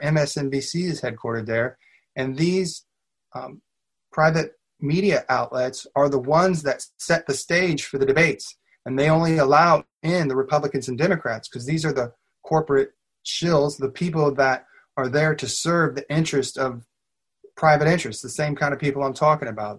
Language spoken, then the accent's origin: English; Southern Illinois, United States; now in Lexington, United States; I grew up in Southern Illinois, but my dad got a job transfer up here when I was in junior high, so I've been here ever since